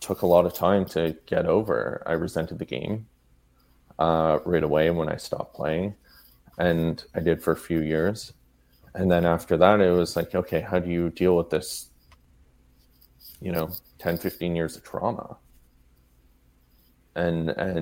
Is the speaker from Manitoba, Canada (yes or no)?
no; Sudbury, Ontario, Canada; I'm originally from Sudbury, Ontario